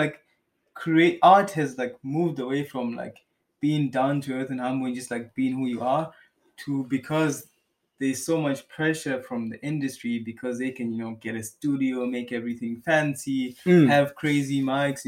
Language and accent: English; Malawi; now in Germany; I come from Malawi